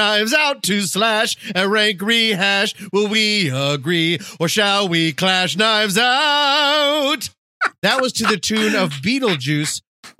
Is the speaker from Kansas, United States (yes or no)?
no; Colorado, United States; But I'm from Colorado